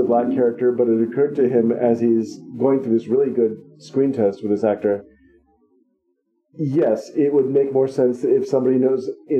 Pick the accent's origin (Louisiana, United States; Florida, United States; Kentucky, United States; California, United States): California, United States; Oakland; Maybe it's growing up in Oakland